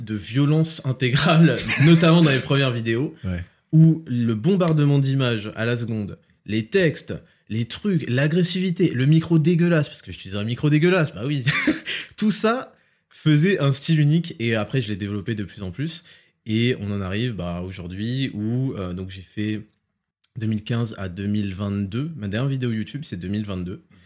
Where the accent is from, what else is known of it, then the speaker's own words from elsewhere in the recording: France; je suis né en France. Hein, mes parents viennent d'Algérie